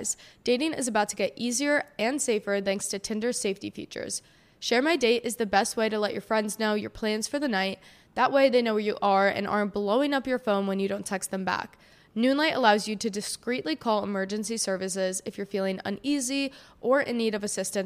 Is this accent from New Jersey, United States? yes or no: yes; New Jersey, United States; also born or lived in Miami; I'm from New Jersey.